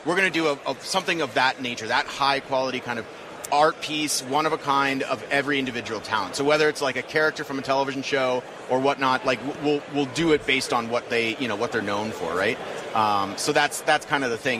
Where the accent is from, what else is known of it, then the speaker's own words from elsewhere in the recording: Pasadena, California, United States; also born or lived in Los Angeles; I grew up in Pasadena